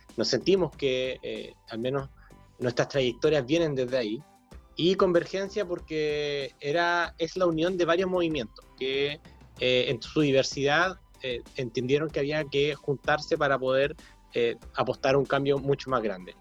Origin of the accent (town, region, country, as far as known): Chile